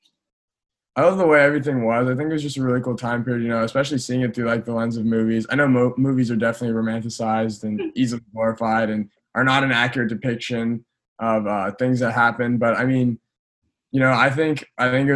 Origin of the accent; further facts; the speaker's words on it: Gardena, California, United States; I grew up in Southern California